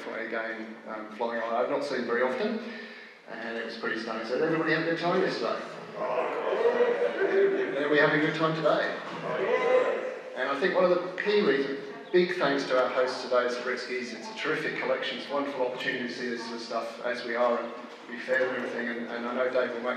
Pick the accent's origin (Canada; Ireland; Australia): Australia; I'm from Australia